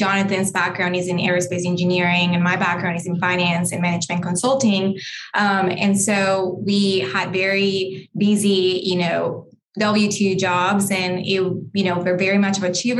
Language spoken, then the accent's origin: English; Colombia; now in United States; I am Colombian. I was born and raised in Colombia, and my parents, you know, are immigrants to the U.S.